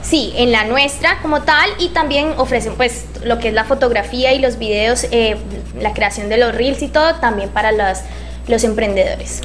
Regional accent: Palmira, Valle del Cauca, Colombia; yo soy de Palmira

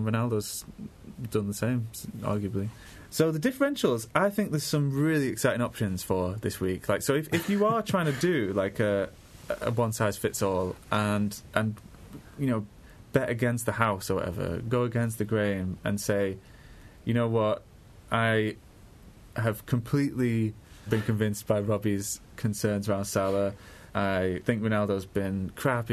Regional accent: Manchester, North West England, United Kingdom; also born or lived in Burnley; I grew up in Burnley for a bit as well as Manchester

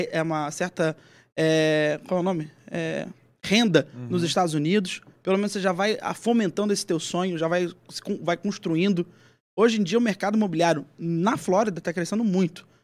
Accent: Rio de Janeiro, Brazil; moved away as an adult; now in São Paulo, Brazil; Eu sou do Rio de Janeiro, nasci na Tijuca e depois fui para Botafogo. Fiquei uma belíssima parte do meu tempo em Botafogo

